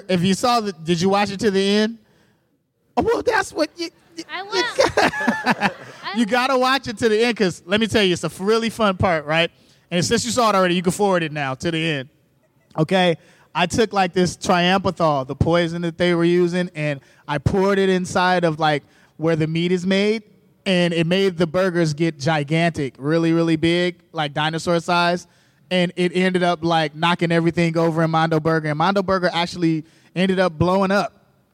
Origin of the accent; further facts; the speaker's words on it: Chicago, Illinois, United States; I'm from Chicago